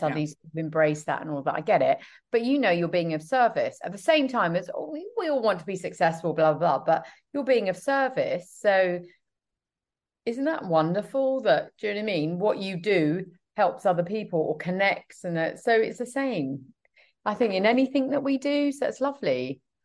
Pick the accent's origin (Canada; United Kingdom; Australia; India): United Kingdom; I'm British